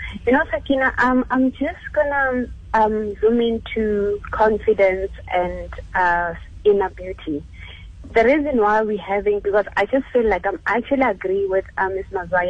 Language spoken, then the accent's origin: English; Orlando East, Gauteng, South Africa; I was at, I'm actually from Orlando East.